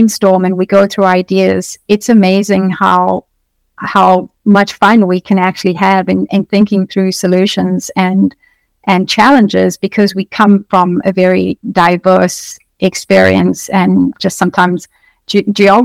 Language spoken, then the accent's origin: English; South Africa; moved away as an adult; now in United States; I come from South Africa. So I moved to the US.